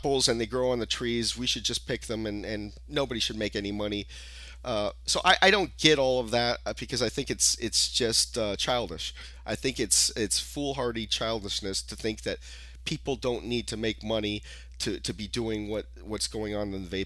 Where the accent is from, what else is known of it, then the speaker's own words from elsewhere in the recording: California, United States; I'm from California